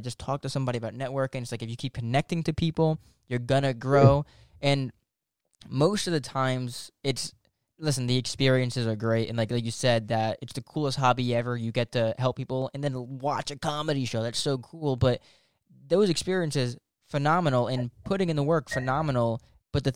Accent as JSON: {"language": "English", "town": "Toms River", "region": "New Jersey", "country": "United States", "tie": "born or raised there", "said": "my hometown"}